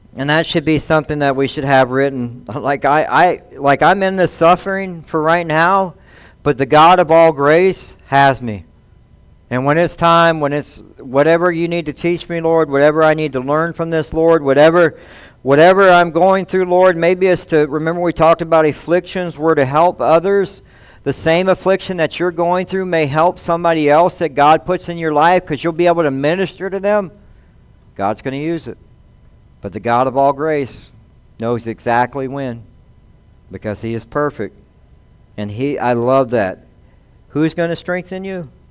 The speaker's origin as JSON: {"language": "English", "town": "Mount Pleasant", "region": "South Carolina", "country": "United States", "tie": "born or raised there", "moved": "yes", "lives_now": "Devine, United States", "said": "I grew up in Mount Pleasant, South Carolina"}